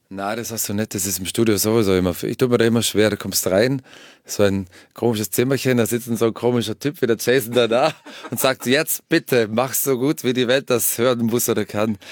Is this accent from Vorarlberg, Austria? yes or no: yes; Vorarlberg, Austria; in Vorarlberg, in meiner Heimat